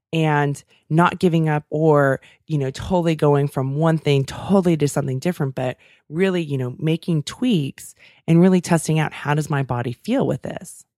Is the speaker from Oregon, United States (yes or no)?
no; Davis, California, United States; my hometown